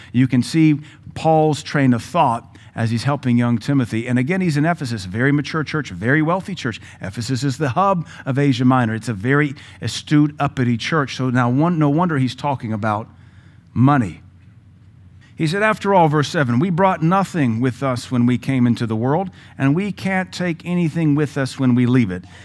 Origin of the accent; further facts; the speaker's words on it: Seattle, Washington, United States; also born or lived in the South, United States; now in Cookeville, United States; I was raised a hippie in Seattle